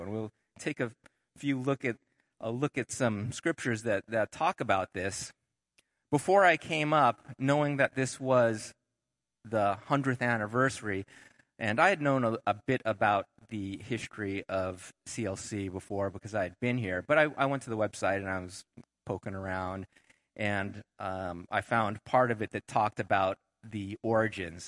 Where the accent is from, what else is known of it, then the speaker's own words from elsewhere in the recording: Southern California, United States; moved away; we moved back to where I grew up down in Southern California